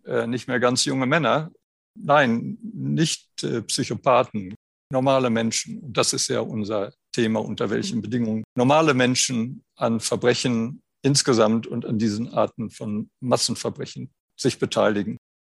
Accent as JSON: {"language": "German", "country": "Germany", "tie": "born or raised there", "said": "Ich bin 1951 geboren in Deutschland"}